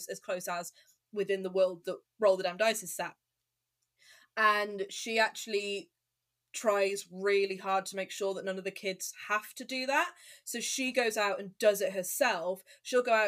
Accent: Telford, West Midlands, United Kingdom; I'm from Telford, and I used to work in a co-op in Telford

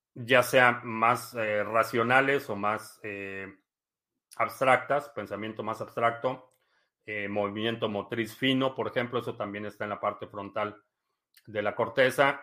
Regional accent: Mexico; moved away; cuando yo crecí en México

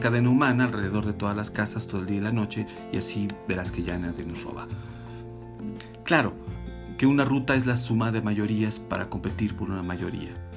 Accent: Mexico; soy mexicana, mexicano

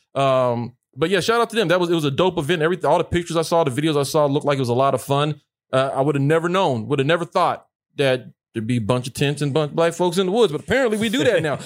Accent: Mississippi, United States; I grew up in Mississippi

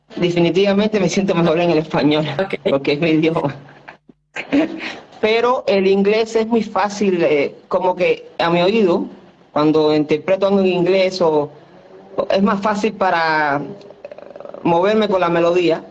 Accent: Cuba; moved away; de mi infancia, de donde yo vengo

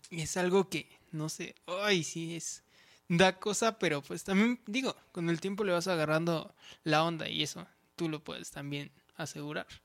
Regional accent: State of Mexico, Mexico; Y sinceramente digo, los dos somos del Estado de México. Y no somos precisamente de la zona más urbanizada que hay en el Estado de México.

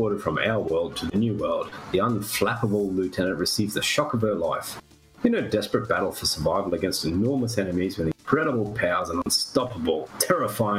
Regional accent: Queensland, Australia; I'm from Queensland

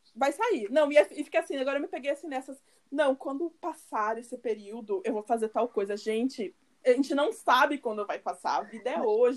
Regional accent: Curitiba, Paraná, Brazil; moved away as an adult; now in Salvador, Brazil; nós somos de Curitiba, né, pelo nosso sotaque, é, mas eu não moro, eu moro em Salvador, já fazem quase, quase três anos

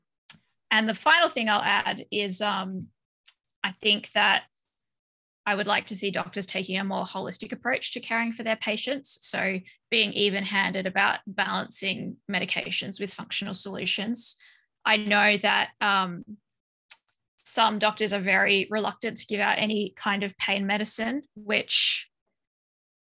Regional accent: Australia; now in Belgium; I was born and raised in Australia, but I live in Belgium.

